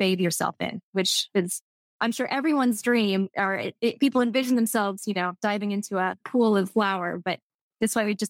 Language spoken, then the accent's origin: English; Texas, United States; accent: Texas; I'm just saying it with my Texas French accent.